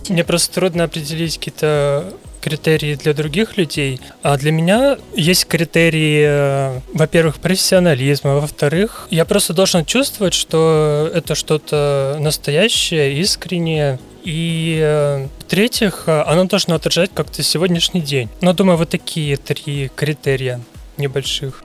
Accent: Ussuriysk, Primorsky Krai, Russia; also born or lived in Vladivostok; я родился в Уссурийске, отучился в Приморском Кривом э, художественном училище

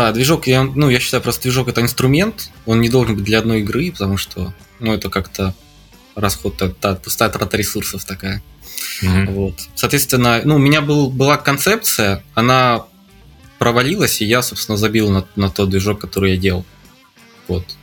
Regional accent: Morozovsk, Rostov Oblast, Russia; now in Japan; Из, из э, э, Ростовской области, из маленького города Морозовск.

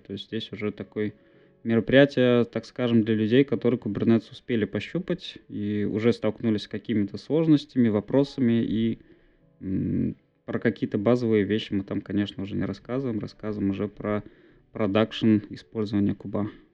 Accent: Bizhbulyak, Bashkortostan, Russia; also born or lived in Ufa; я сам из Башкирии, так скажем. Я предпочитаю говорить, что я из города Уфа.

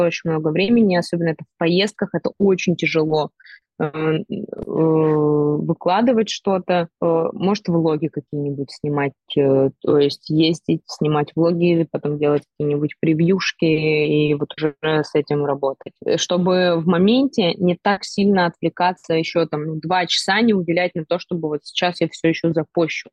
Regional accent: Perm, Perm Krai, Russia; я пермячка, и я не принимаю другое, конечно, место жительства

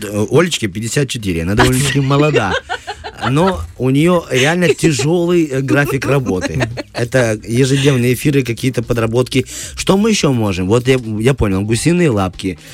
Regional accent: Moldova; я просто темпераментный молдаванин

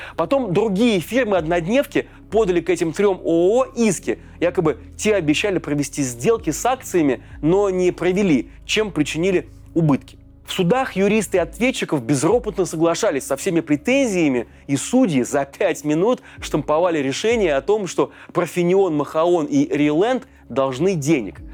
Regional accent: Russia; у нас на родине, в России

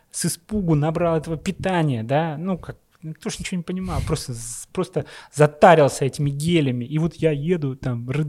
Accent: Russia; Ну вот и э, Леша, собственно, он написал Дэвиду, Дэвид такой в шоке, вы кто такие? Мы говорим, мы из России, да.

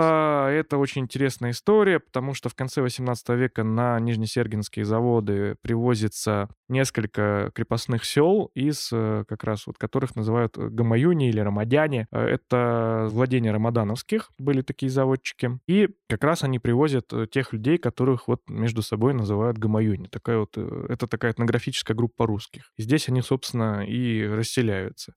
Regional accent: Pervouralsk, Sverdlovsk Oblast, Russia; сам я происхожу из Первоуральска, и моя мама, она как раз тоже из Первоуральска

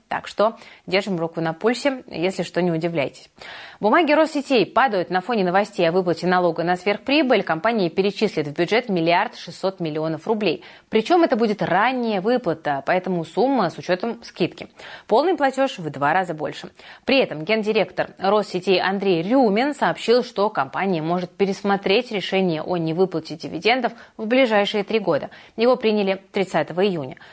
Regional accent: Saint Petersburg, Russia; я, как коренная петербурженка

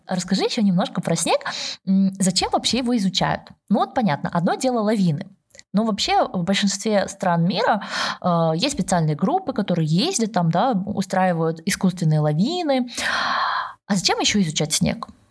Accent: Almaty, Kazakhstan; also born or lived in Stockholm, Sweden; now in Stuttgart, Germany; я сама родом из Алматы

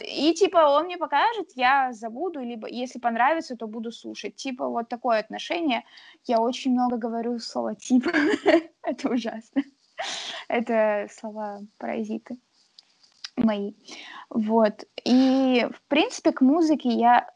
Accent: Yekaterinburg, Sverdlovsk Oblast, Russia; now in Saint Petersburg, Russia; я из Екатеринбурга

